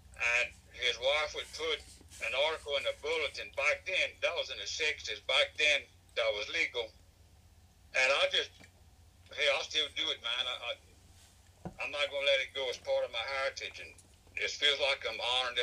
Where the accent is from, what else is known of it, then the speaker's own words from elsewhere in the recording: Avoyelles Parish, Central Louisiana, United States; I'm from Balls Parish, Central Louisiana. And I grew up in a haunting household